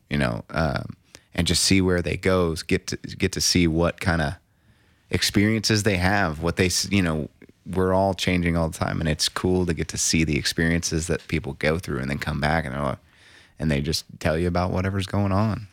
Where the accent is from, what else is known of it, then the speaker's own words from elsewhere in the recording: Norman, Oklahoma, United States; I was born in Norman. in Norman Regional.